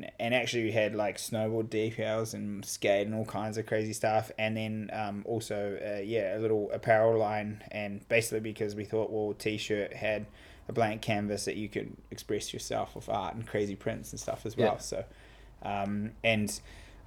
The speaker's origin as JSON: {"language": "English", "town": "Picton", "region": "Marlborough", "country": "New Zealand", "tie": "born or raised there", "also_born_or_lived": "United States", "said": "I grew up in Picton, top of the South Island"}